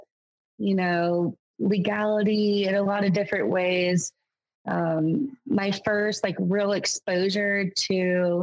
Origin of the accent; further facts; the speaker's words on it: North Carolina, United States; moved away as an adult; now in Maine, United States; I'm originally from North Carolina